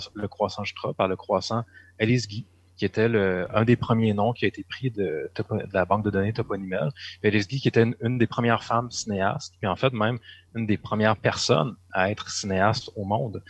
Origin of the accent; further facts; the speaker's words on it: Sherbrooke, Quebec, Canada; ma ville natale, Sherbrooke